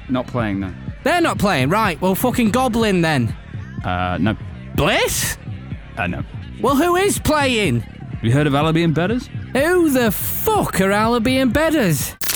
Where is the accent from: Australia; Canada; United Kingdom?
United Kingdom; Oldham, North West England; I'm from Oldham. It's just north of Manchester, actually.